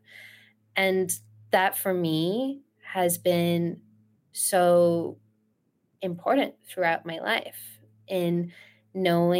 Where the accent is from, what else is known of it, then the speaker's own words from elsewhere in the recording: Australia; moved away as an adult; also born or lived in Iran / Sydney, Australia; now in United States; I was in Sydney, Australia. I grew up in Australia. I was born in Iran, grew up in Australia, and moved to the U.S. Later in life